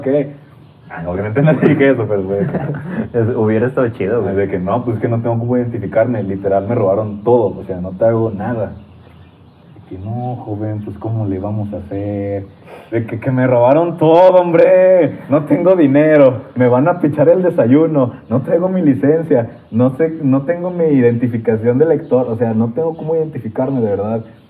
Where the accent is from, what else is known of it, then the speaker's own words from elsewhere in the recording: Torreón, Coahuila, Mexico; yo soy de Torreón